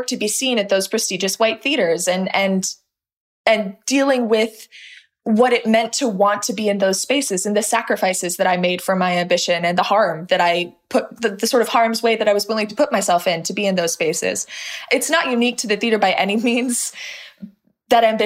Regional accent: Los Angeles, California, United States; I grew up in this little pocket of Los Angeles

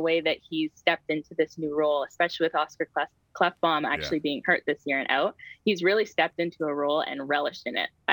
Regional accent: Hamilton, Ontario, Canada; I'm Hamilton through and through. I played hockey in Stony Creek, but I'm from the Hammer

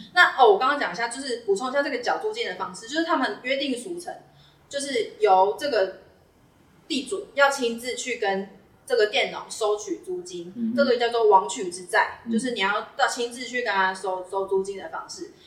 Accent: Fengyuan, Taichung, Taiwan; 我是台中人，我是嗯。台中丰原人

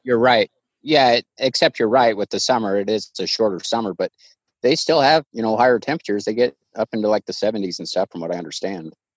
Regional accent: Idaho, United States; i'm from idaho born and raised been here 40 years

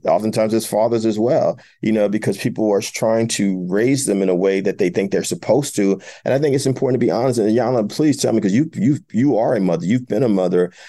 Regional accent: Jersey City, New Jersey, United States; my hometown of Jersey City

